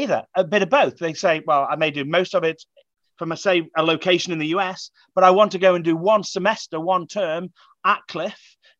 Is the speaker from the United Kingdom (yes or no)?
yes; England, United Kingdom; as an Englishman